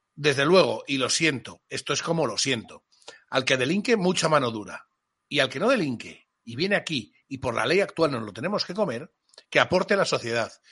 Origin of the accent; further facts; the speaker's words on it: Spain; Y cuando digo mi pueblo, digo mi tierra, digo mi España.